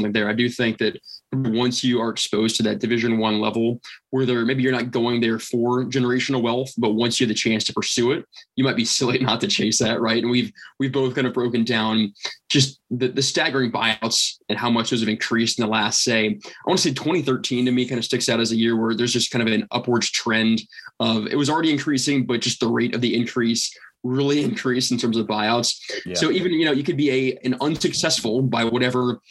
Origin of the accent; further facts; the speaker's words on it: Cincinnati, Ohio, United States; I'm from Cincinnati